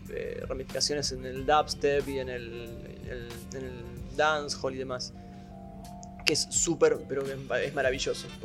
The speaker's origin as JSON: {"language": "Spanish", "country": "Colombia", "said": "yo soy de Colombia"}